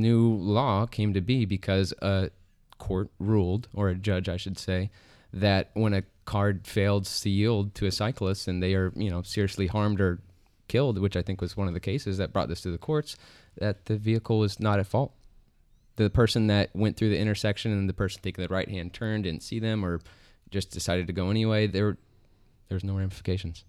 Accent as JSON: {"language": "English", "town": "Medford", "region": "Oregon", "country": "United States", "tie": "born or raised there", "moved": "yes", "said": "I was born in Medford and still have some family down there"}